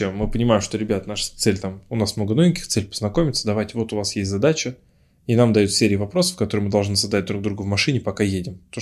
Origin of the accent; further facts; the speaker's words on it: Ufa, Bashkortostan, Russia; Ну, например, я из Уфы обмениваюсь опытом там, с парнем из Тольятти или там, с Самары, или с Перми.